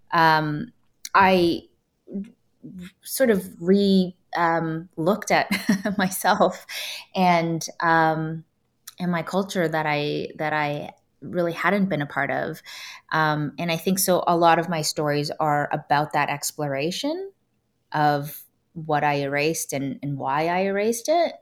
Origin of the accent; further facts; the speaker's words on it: Toronto, Ontario, Canada; moved away as an adult; now in Los Angeles, United States; I grew up in Canada and I grew up in a pretty white neighborhood